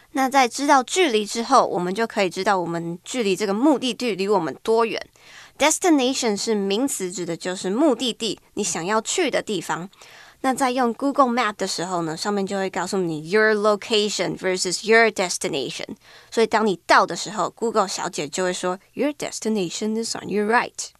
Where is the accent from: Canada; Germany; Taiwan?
Taiwan; Taipei; I was born here in Taipei